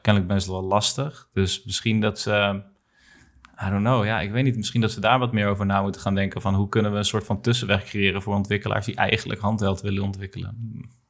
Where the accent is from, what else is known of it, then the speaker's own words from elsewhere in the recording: Netherlands; wij zijn een beetje bevoorrecht als Nederlanders